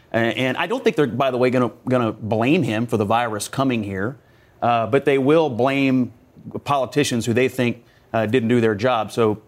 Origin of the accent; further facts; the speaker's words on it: Kentucky, United States; You know, I'm from Kentucky.